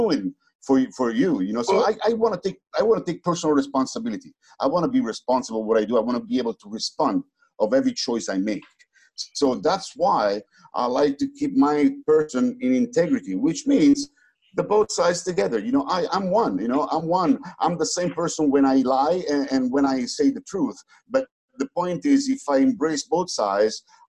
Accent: Naples, Campania, Italy; also born or lived in United States; I'm from Naples, you know, I was born in Naples

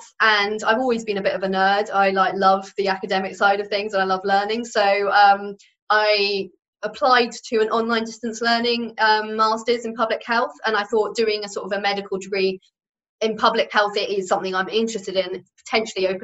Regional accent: United Kingdom; we just do not talk about it as British people

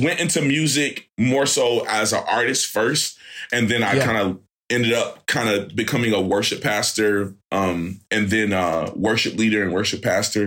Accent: Fayetteville, North Carolina, United States; I'm from Fayetteville, North Carolina originally

